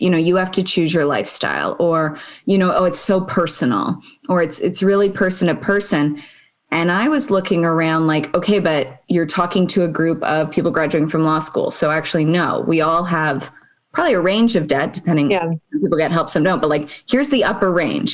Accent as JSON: {"language": "English", "town": "Toronto", "region": "Ontario", "country": "Canada", "tie": "born or raised there", "said": "I grew up in Toronto"}